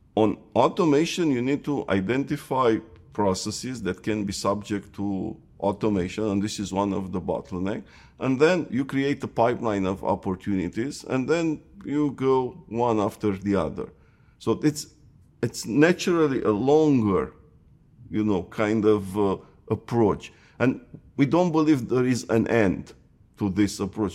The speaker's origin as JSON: {"language": "English", "country": "Romania", "tie": "born or raised there", "also_born_or_lived": "Seattle", "moved": "as an adult", "said": "I was born in Romania."}